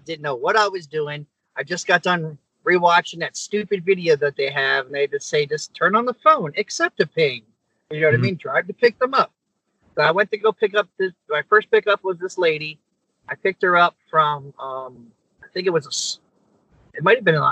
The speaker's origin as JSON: {"language": "English", "region": "Virginia", "country": "United States", "also_born_or_lived": "Tampa, Florida", "moved": "as an adult", "lives_now": "Toms River, United States", "said": "I'm from Virginia."}